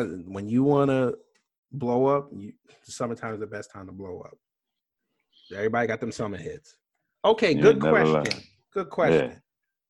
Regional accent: Hollis, Queens / Long Island, New York, United States; I was born in East New York, and my first 4 were in East New York. Then I went to Hollis, Queens, and then Long Island. Oh, right. And I live in Brooklyn

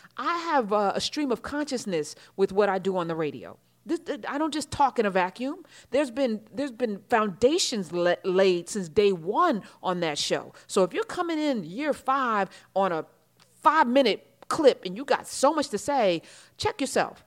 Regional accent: United States; And I live in America, so I'm gonna say this. I'm an American

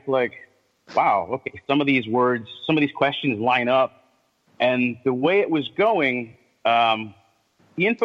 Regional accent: Thompson, Connecticut, United States; I'm from Thompson, Connecticut, and, you know, that whole MassCon thing

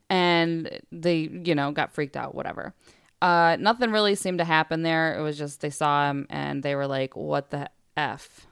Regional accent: West Branch, United States; growing up in West Branch, we lived, we lived out in the woods and we had forty acres behind our home

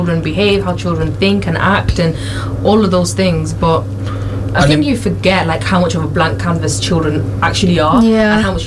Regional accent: Manchester, North West England, United Kingdom; I grew up in Longside. I went to school in Fallowfield

